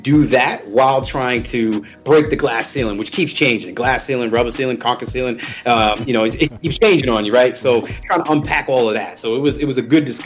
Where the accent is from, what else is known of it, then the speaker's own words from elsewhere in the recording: New York City, New York, United States; I'm from the Bronx, New York